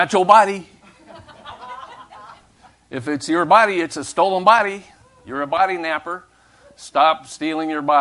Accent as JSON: {"language": "English", "country": "United States", "said": "I'm an American"}